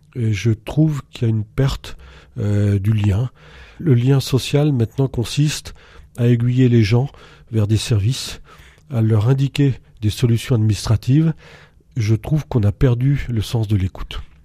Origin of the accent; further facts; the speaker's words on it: Montceau-les-Mines, Saône-et-Loire, Bourgogne-Franche-Comté, France; moved away as an adult; now in Montluel, France; je suis originaire de Saône-et-Loire, de mont mines j'ai quitté pour mes études